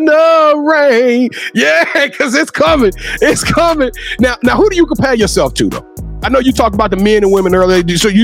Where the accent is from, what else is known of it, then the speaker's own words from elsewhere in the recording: Louisiana, United States; I'm from the OG Louisiana